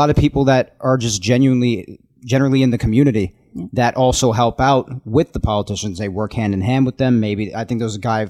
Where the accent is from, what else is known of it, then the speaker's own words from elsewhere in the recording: Nassau County, New York, United States; I'm from Nassau